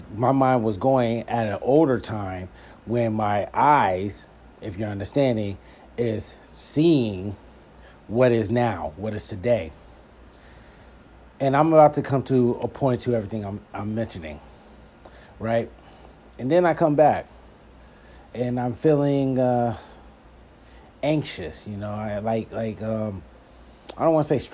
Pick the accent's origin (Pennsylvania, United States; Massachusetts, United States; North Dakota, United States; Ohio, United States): Pennsylvania, United States; Philadelphia; moved away; I'm from Philadelphia and it was good to be back east. I felt at home